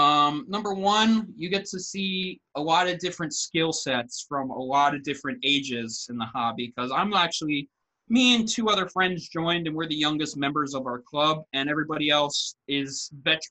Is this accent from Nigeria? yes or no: no; Long Island, New York, United States; I'm from Long Island, New York